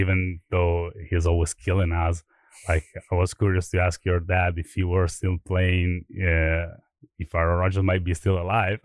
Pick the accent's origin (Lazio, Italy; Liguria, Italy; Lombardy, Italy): Lombardy, Italy; Milan; English is a second language; moved away as an adult; also born or lived in Chicago; I grew up in Milan